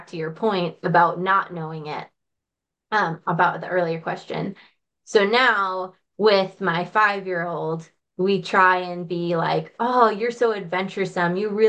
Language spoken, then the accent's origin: English; Stillwater, Minnesota, United States; accent: Minnesota; I'm a Minnesota girl. So I grew up in Stillwater, Minnesota.